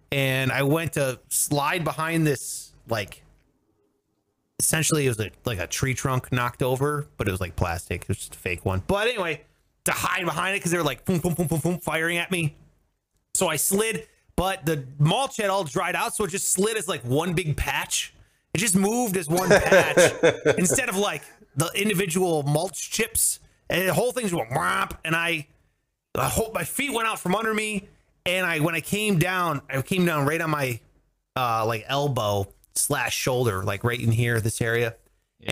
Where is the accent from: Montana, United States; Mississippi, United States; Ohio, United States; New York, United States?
Ohio, United States; Cleveland; I must have been like ten or eleven, and growing up in Cleveland